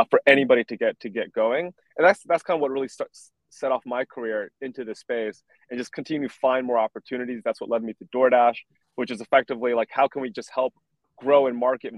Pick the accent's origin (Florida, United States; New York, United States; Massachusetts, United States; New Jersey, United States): New Jersey, United States; Piscataway; I grew up in a small suburb in New Jersey, Piscataway